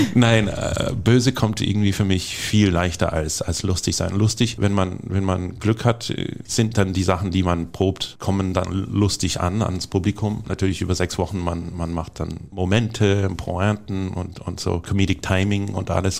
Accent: California, United States; now in Dortmund, Germany; Ich komme aus Kalifornien

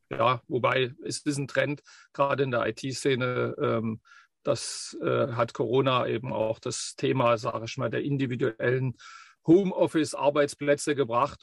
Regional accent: Leipzig region, Saxony, Germany; moved away as an adult; also born or lived in Bavaria; wo ich herkomme, weil das ist ganz wichtig, ähm, so wie es dann geworden ist. Wie gesagt, du hast es ja schon gesagt, Region Leipzig

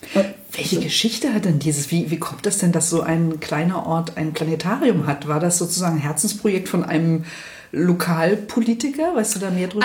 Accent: Spreewald, Brandenburg, Germany; moved away as an adult; now in Hamburg, Germany; ich bin ja auch ein Kind der DDR im Spreewald groß geworden

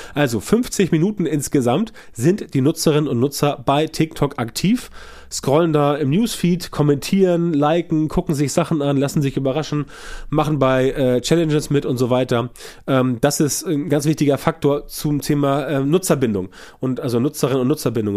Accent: Germany; bei uns in Deutschland

